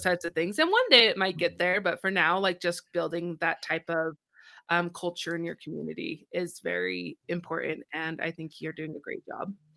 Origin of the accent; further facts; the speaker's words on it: United States; I'm American.